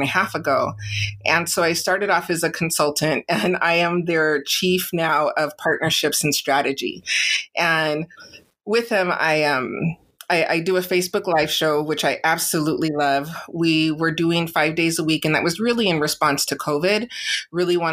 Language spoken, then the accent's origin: English; San Diego, California, United States; I'm born and raised in San Diego, California